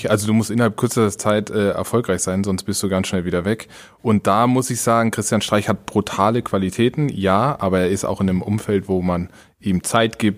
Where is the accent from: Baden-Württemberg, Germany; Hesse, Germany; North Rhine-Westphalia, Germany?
Baden-Württemberg, Germany; Karlsruhe; Ich bin mit 13 von Karlsruhe, wo ich aufgewachsen bin, nach Mannheim, weil mein Vater da gearbeitet hat äh, bei den Amerikanern.